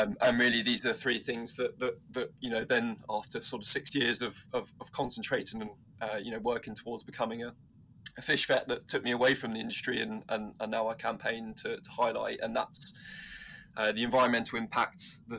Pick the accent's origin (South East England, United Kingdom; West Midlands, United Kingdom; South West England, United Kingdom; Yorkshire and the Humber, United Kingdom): South East England, United Kingdom; Surrey; moved away as an adult; also born or lived in Liverpool / Scotland; I grew up in Surrey